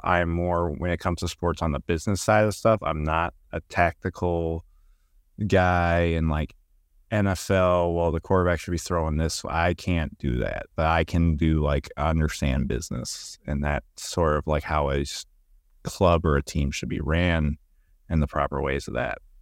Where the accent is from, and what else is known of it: Warren, Michigan, United States; also born or lived in Berea, Kentucky; now in Rockcastle County, Kentucky, United States